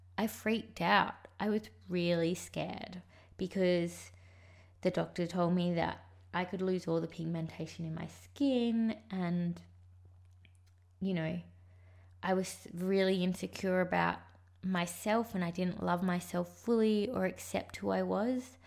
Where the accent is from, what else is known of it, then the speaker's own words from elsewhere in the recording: Sydney, New South Wales, Australia; also born or lived in Sri Lanka; I left Sri Lanka and I moved to Sydney with my adopted parents